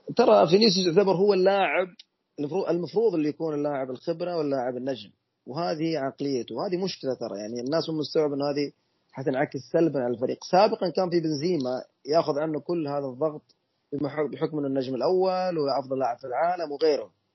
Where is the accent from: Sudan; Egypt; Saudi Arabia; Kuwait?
Saudi Arabia; احنا كسعوديين